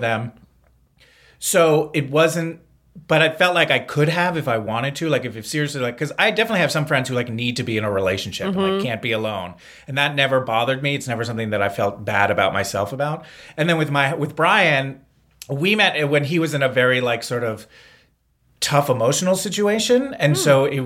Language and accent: English; East Coast, United States; moved away; I'm from the East Coast